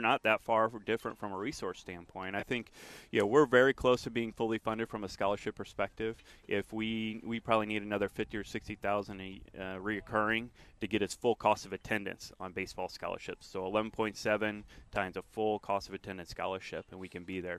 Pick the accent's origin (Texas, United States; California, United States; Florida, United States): Florida, United States; Jacksonville; this is my hometown.